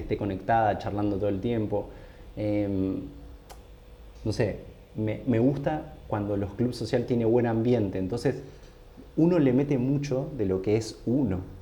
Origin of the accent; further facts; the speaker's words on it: San Rafael, Mendoza, Argentina; moved away as an adult; now in Buenos Aires, Argentina; yo me fui hace mucho tiempo a San Rafael, pero cuando yo era chico era impresionante, nos conocíamos todos